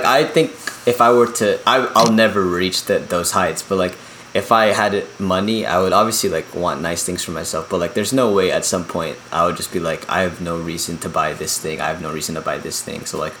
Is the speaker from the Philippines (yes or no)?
yes; Philippines; especially since, like, you know, we're from the Philippines.